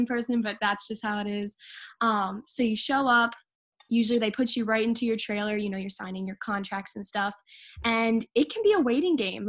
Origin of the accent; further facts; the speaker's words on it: Delaware, United States; where I grew up in Delaware, there's like farms all over the place